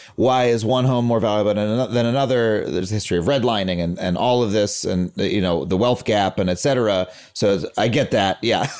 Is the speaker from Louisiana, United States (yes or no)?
no; Long Island, New York, United States; I grew up on Long Island